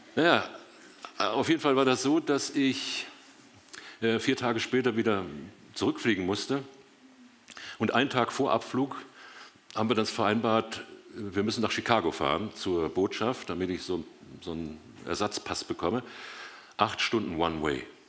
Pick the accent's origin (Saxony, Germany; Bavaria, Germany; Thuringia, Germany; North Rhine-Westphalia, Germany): North Rhine-Westphalia, Germany; Dortmund; now in Biberach, Germany; gebürtig komme ich aus Dortmund und wohne seit 40 Jahren mit meiner Frau zusammen in Biberach, Baden